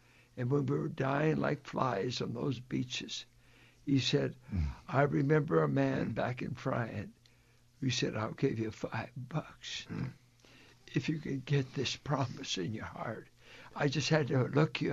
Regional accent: Richmond, United States; I came from Irish blue collar South Richmond, rough and tumble roots

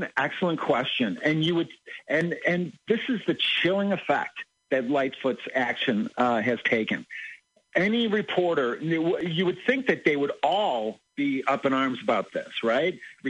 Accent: Chicago, Illinois, United States; I was born and raised in Chicago. I love Chicago and with all of my heart

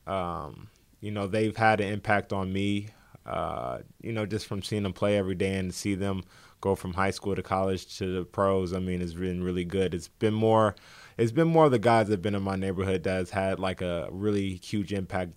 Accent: Indianapolis, Indiana, United States; I grew up in the heart of Indy, you know, on the north side

